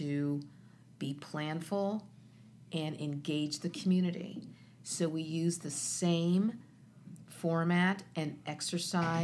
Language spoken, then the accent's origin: English; Columbus, Ohio, United States; When I grew up on the Near East Side, there were 45,000 people there.